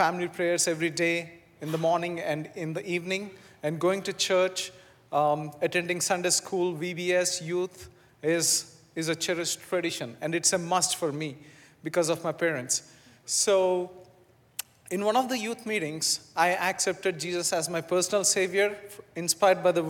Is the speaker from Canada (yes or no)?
no; Visakhapatnam, Andhra Pradesh, India; moved away as an adult; now in California, United States; I'm from south part of India, from a beautiful city called Vizag.